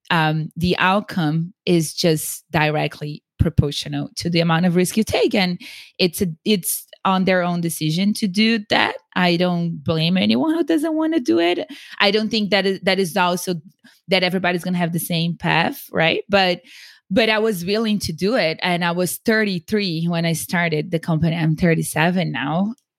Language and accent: English; São Paulo, Brazil; English is a second language; now in United States; because I grew up in Sao Paulo in a very nice neighborhood. I went to the best schools, but in the US, I was nobody and I was nothing. And yes, I had an accent